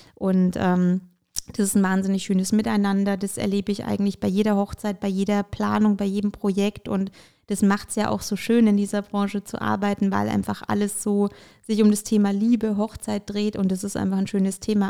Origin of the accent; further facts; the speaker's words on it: Bamberg, Bavaria, Germany; also born or lived in Ukraine; ich komme gebürtig aus der Ukraine und ähm, bin damals ähm, eben mit meinen Eltern nach Deutschland gekommen und ähm, bin eigentlich tatsächlich in Bamberg auch äh, damals angekommen